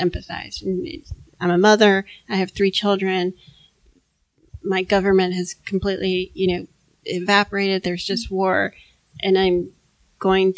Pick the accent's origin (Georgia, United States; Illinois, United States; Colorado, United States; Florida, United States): Florida, United States; Miami; I grew up in Miami